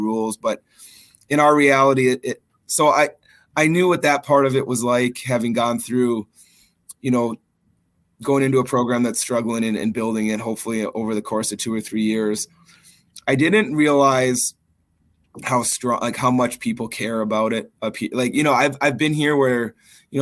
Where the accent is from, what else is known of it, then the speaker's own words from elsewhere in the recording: Minnesota, United States; also born or lived in Duluth, Minnesota / Faribault, Minnesota; now in Maine, United States; I grew up in Minnesota, which has, you know, maybe in the United States, the richest hockey, you know, tradition anywhere